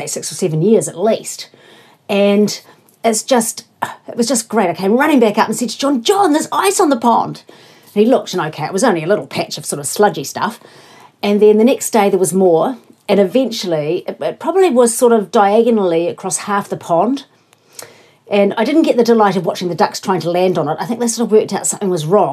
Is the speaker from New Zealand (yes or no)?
yes; Invercargill, Southland, New Zealand; moved away; I grew up in Invercargill